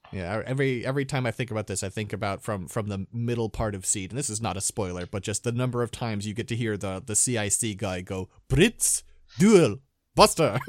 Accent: Midwest, United States; now in California, United States; I was born in California, now I live in California, but my youth growing up was spent in, uh, in the Midwest

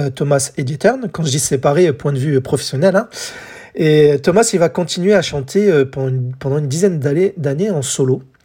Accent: France; chez nous en France

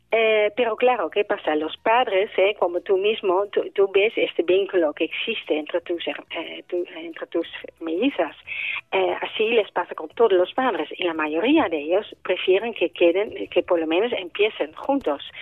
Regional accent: Netherlands; now in Spain; yo como soy holandesa también en Holanda llevo la misma lucha

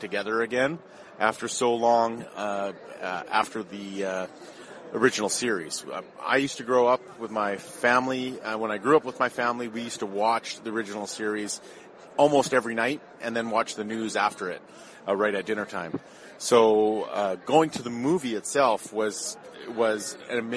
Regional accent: Edmonton, Alberta, Canada; I grew up in Edmonton, Alberta, Canada.

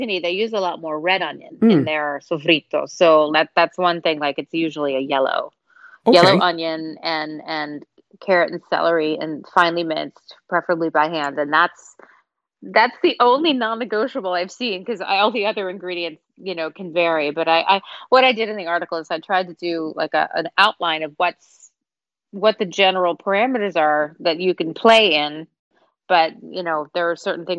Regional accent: United States; also born or lived in Chicago, United States / New York, United States; I grew up in New York and in Chicago

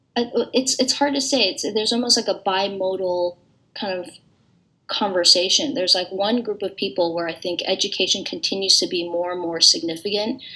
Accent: San Francisco, California, United States; moved away as an adult; now in Cambridge, United States; my siblings and I were born and raised in San Francisco

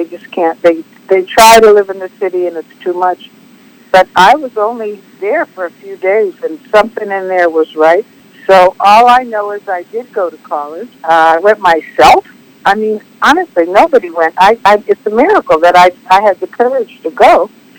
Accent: Youngstown, Ohio, United States; moved away as an adult; I'm from Youngstown, Ohio.

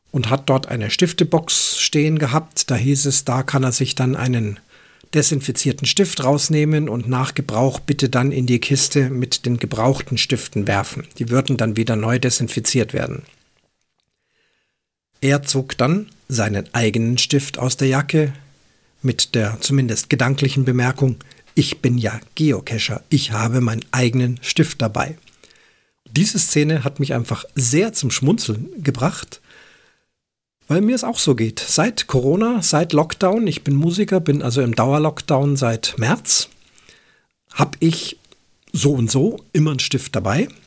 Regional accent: Switzerland; Aber auch bei uns in der Schweiz gab es solche Tendenzen mit den Bayern als Vorbild.

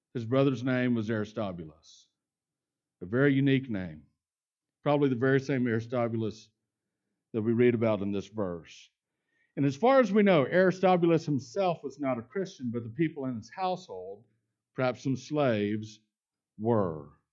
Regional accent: Houston and Dallas, Texas, United States; also born or lived in Lubbock, Texas; I grew up in Houston and Dallas. The smallest town that I ever lived in growing up was Lubbock, Texas

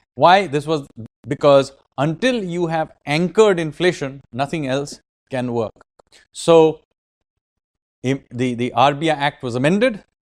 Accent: Kolkata, West Bengal, India; I am from Kolkata

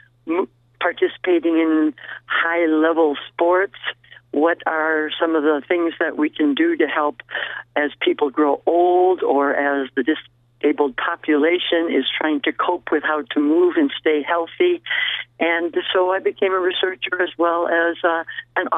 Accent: Milwaukee, Wisconsin, United States; moved away as an adult; also born or lived in Oshkosh, Wisconsin / St. Cloud, Minnesota; now in Las Vegas, United States; I was born in Milwaukee, Wisconsin. So most of my early years, early college years and teaching experiences were all in the Midwest

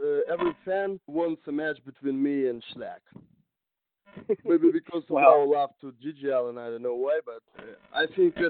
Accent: Russia; born or raised there; English is a second language

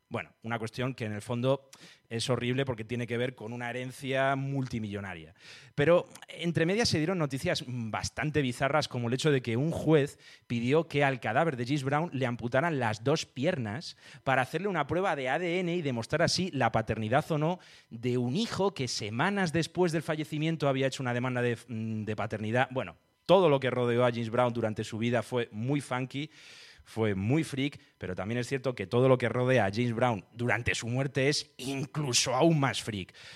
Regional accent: Talavera de la Reina, Castilla-La Mancha, Spain; Yo soy de Talavera de la Reina, en Toledo

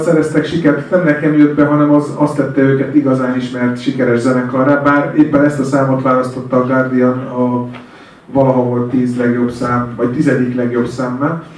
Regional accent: Hungary; én ott álltam magyarként

